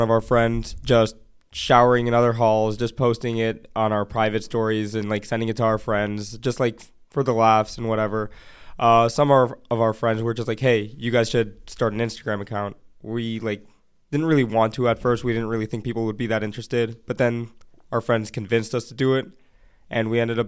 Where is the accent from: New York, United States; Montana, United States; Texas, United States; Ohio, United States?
Ohio, United States; Beachwood; also born or lived in Israel; I'm in a suburb right next to Cleveland. It's called Beechwood